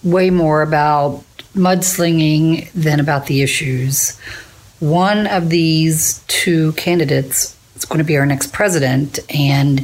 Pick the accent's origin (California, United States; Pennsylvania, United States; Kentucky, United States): Kentucky, United States; Florence; I'm from Florence